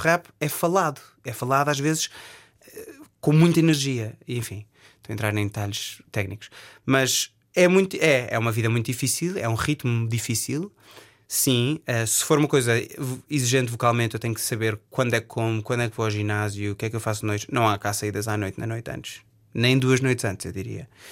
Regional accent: Portugal; accent: Portuguese; moved away as an adult; also born or lived in England; now in United Kingdom

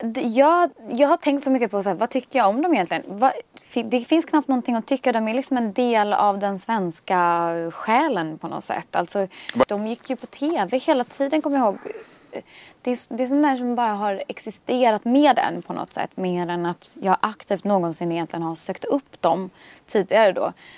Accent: Stockholm, Stockholm County, Sweden; also born or lived in Bromma; där jag växte upp vid Torsplan

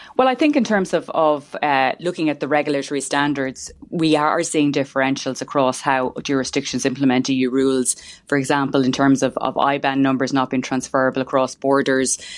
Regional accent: Ireland

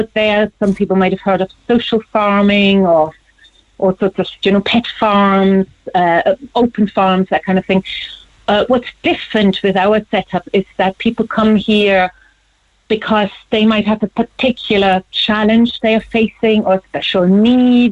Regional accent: Germany; moved away as an adult; now in Ireland; Born and raised in Germany, but then I moved here in the late 90s

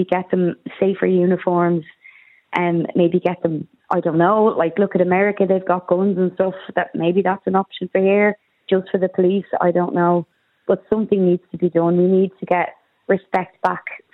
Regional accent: Dublin, Leinster, Ireland; moved away as an adult; now in Wicklow, Ireland; I'm a person born and bred in Dublin.

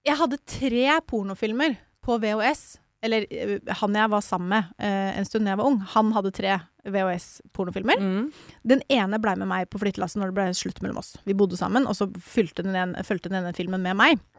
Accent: Mysen, Østfold, Norway; jeg er jo fra Mysen

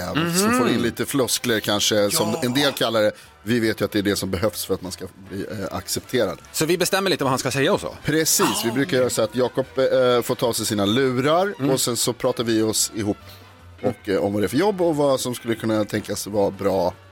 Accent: Skaraborg, Västra Götaland, Sweden; born or raised there

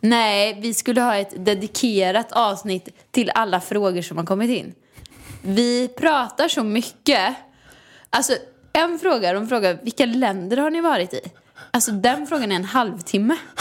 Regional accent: Åmål, Västra Götaland, Sweden; moved away; Jag har aldrig trivts någon annanstans än här förutom i, hemma i Åmål i villan

